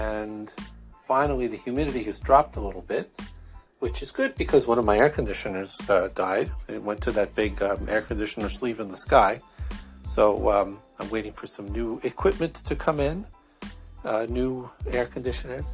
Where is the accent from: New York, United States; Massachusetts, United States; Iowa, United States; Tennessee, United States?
New York, United States; Brooklyn, Long Island; accent: Brooklyn, Long Island, formerly Jewish; my accent is, Brooklyn, Long Island, a formerly Jewish accent